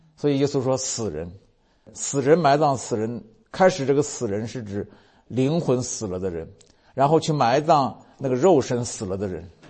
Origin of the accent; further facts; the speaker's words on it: China; 我们如果作为中国人